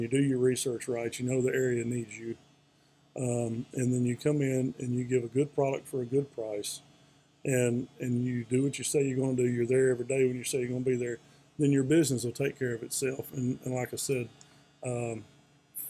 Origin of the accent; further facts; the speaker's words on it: Nashville, Tennessee, United States; moved away as an adult; now in Radford, United States; I grew up in Nashville, big city, went to a high school that was 3,400 students.